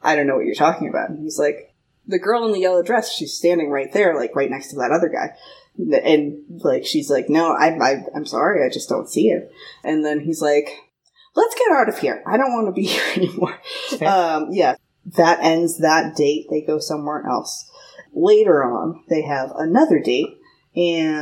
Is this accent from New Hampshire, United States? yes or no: no; Marshfield, Massachusetts, United States; moved away as an adult; now in California, United States; I grew up in Marshfield, with all of the rest of the fucking Irish people.